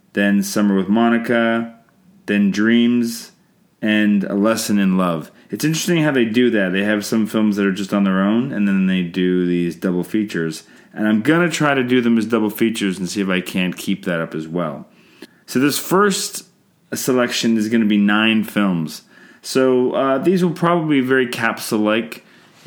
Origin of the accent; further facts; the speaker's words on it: Canada; I'm Canadian filmmaker